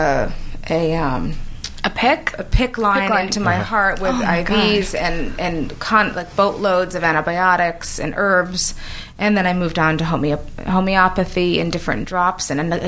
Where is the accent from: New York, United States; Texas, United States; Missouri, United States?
New York, United States; moved away as an adult; now in Los Angeles, United States; I was born and raised in New York, worked in New York all my life, went to school